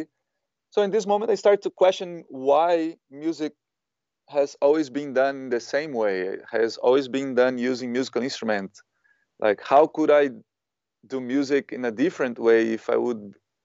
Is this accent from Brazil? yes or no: yes; Brazil; also born or lived in Ibiza, Spain / Spain; now in Berlin, Germany; I was born in Brazil, but then I came to Europe in 2003, more specifically Ibiza.